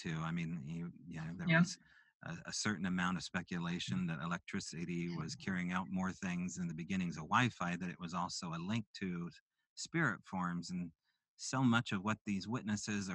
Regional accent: Pacific Northwest, United States; I'm from the Pacific Northwest.

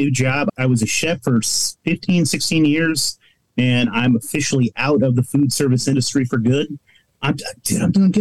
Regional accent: Eureka, California, United States; now in Portland, United States; I grew up in the Pacific Northwest, specifically in Northern California, Eureka, California

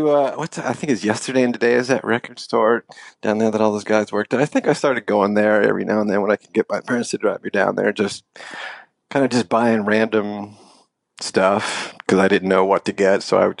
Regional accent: San Francisco, California, United States; And I grew up on, my parents were kind of young, and I grew up in San Francisco. Well, I was raised for a couple of years in San Francisco.

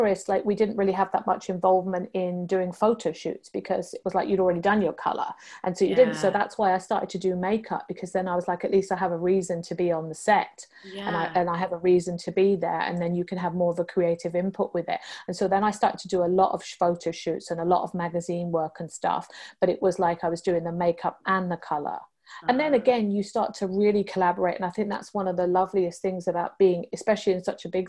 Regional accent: United Kingdom; moved away as an adult; also born or lived in London, England / Hong Kong; being British

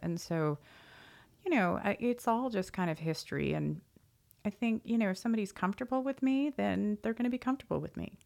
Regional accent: Annapolis, Maryland, United States; now in Dallas, United States; I am originally from Maryland and grew up in Annapolis

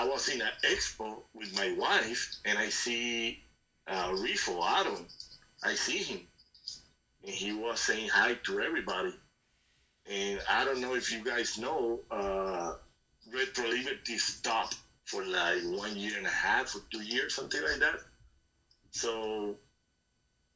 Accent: Puerto Rico; I'm from Puerto Rico, but I got family in Colombia

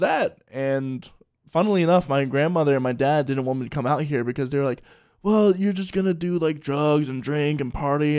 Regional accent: Salisbury, Maryland, United States; moved away; I grew up in Salisbury, Maryland.

